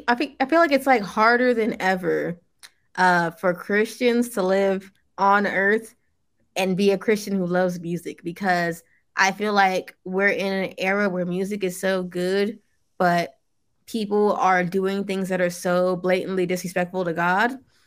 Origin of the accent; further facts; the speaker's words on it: Nigeria; even though you want to get closer to your African roots, me being Nigerian, I'm fully aware that like, hey, some of my ancestors were worshiping idols.